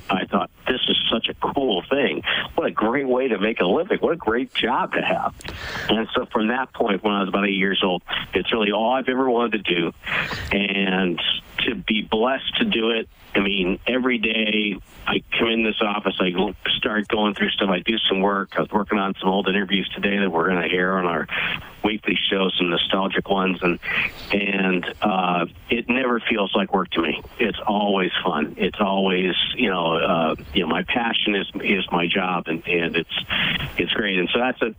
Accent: New England, United States; moved away; I grew up in New England

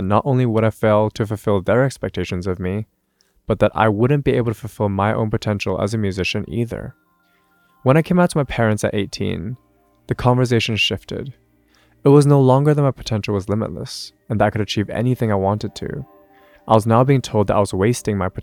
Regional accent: Hong Kong; now in London, United Kingdom; I grew up in Hong Kong, in a family who held the traditional Cantonese values you'd expect

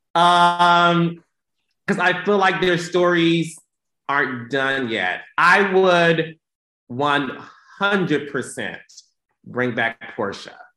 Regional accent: Detroit, Michigan, United States; I'm from Detroit

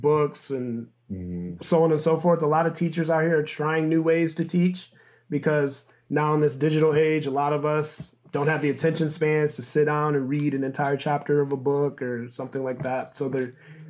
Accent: Michigan, United States; moved away as an adult; also born or lived in New Orleans; I'm from Michigan

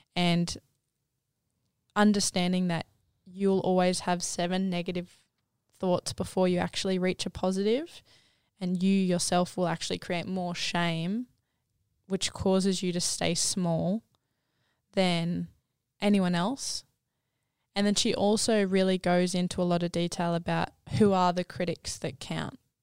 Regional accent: Gold Coast, Queensland, Australia; I grew up down on the Gold Coast with a family of five

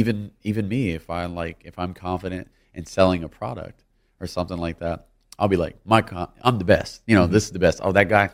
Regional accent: Louisiana, United States; I'm from Louisiana.

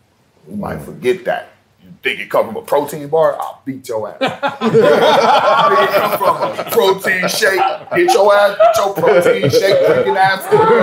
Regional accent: Ohio, United States; I grew up in Ohio. I know what snow do, and snow don't help you.

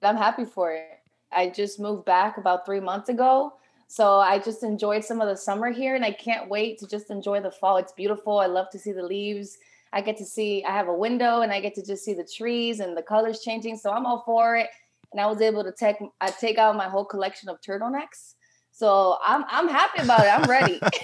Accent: Chicago, Illinois, United States; also born or lived in New York; I'm from Chicago

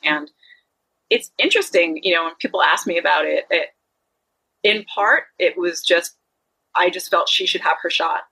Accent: Long Island, New York, United States; also born or lived in Jersey City, New Jersey; I was born in Jersey City, uh, which you know how I came to Long Island. It was really my grandparents moved for me

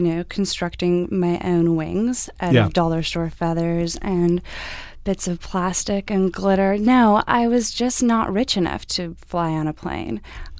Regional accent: Canada; I am Canadian.

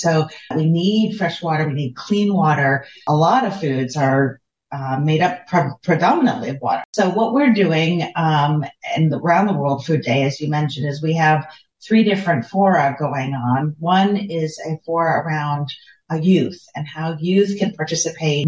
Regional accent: United States; moved away; my home country of the United States

